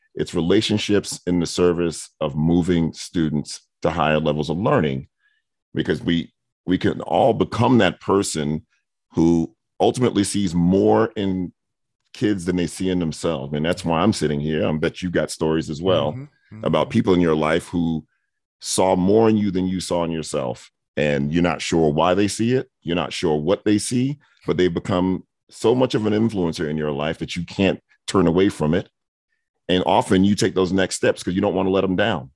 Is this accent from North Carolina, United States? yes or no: no; New York City, New York, United States; now in Atlanta, United States; I grew up in Brooklyn and Queens